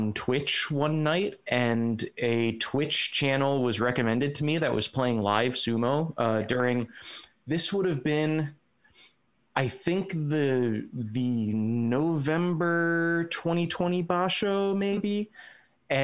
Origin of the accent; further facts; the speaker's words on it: Charleston, South Carolina, United States; moved away; I'm from Charleston, South Carolina, originally.